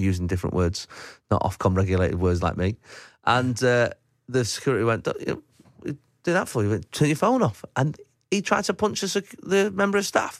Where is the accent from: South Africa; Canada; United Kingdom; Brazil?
United Kingdom; Manchester, North West England; I've been looking forward to coming home to Manchester for a long time. You know, I've been doing the show for 6 months. It's my hometown.